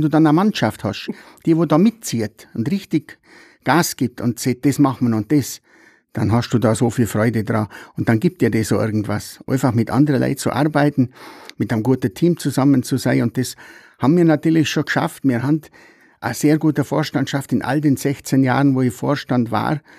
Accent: Nesselwang, Bavaria, Germany; weil ich halt schon ein sehr bodenständiger, gebürtiger Nesselwanger bin, wie 62 Jahre alt

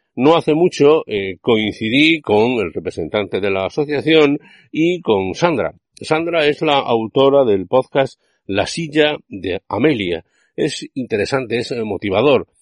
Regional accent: Aljarafe, near Seville, Andalusia, Spain; also born or lived in Madrid; yo soy madrileño, allí vive mi madre ah, todavía y mi madre, y por lo tanto yo voy, aunque mis padres son andaluces y, toda mi vida la he vivido aquí

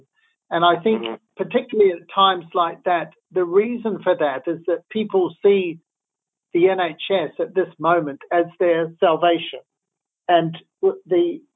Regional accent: New Zealand; now in United Kingdom; as a New Zealander

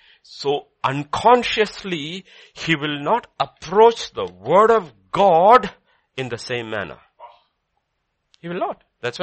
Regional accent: England, United Kingdom; my Hindi is not as good, I'm English.

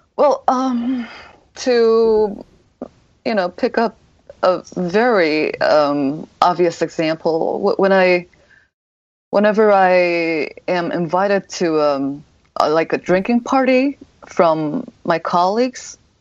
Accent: Japan; I am 100% Japanese

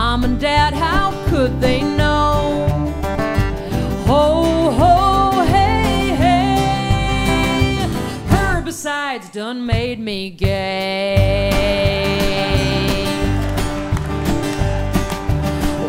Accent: Iowa, United States; my home state of Iowa

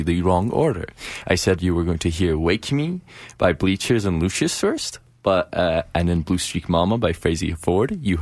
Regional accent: Tehran, Tehran Province, Iran; now in Calgary, Canada; I did live in a big city of 16 million people before I moved to Canada. I'm from Tehran originally.

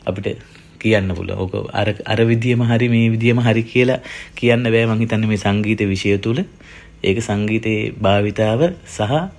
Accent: Sri Lanka; now in Melbourne, Australia; අපි ලංකාවේ ඉපදුන හින්දා

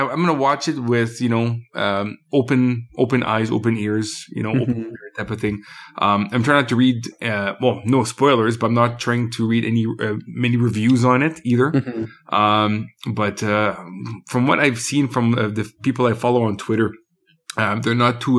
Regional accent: Canada; Or I don't know. I'm Canadian.

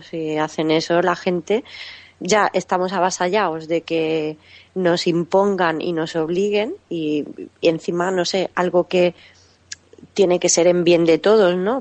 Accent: Catalonia, Spain; moved away as an adult; soy catalana de nacimiento, he vivido allí hasta los 20 años

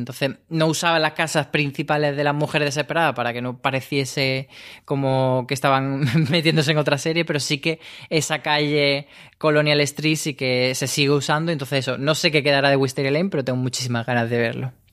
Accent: Granada, Andalusia, Spain; moved away; ahora estoy en mi tierra, en Granada

